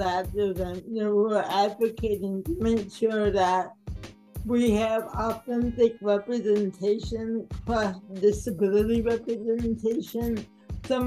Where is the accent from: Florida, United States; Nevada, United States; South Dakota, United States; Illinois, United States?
Illinois, United States; Oak Park; I grew up in Oak Park, Illinois, and which is a suburb just west of Chicago